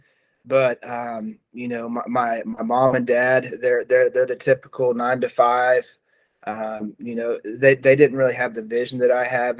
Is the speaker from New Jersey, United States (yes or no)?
no; Noble, Oklahoma, United States; also born or lived in Norman, Oklahoma; Norman is, you know, I grew up, went to school there through fourth grade. And then in fifth grade, I ended up going to Noble.